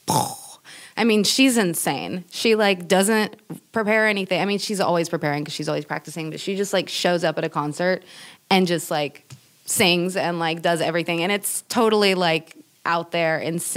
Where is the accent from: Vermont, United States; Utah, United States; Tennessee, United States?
Tennessee, United States; East; moved away as an adult; also born or lived in Berlin, Germany; now in San Francisco Bay Area, United States; coming from East Tennessee